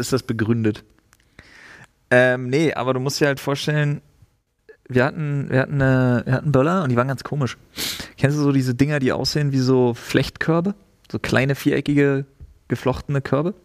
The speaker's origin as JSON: {"language": "German", "region": "East Germany", "country": "Germany", "also_born_or_lived": "Storkow, Brandenburg", "said": "Ich bin Ossi."}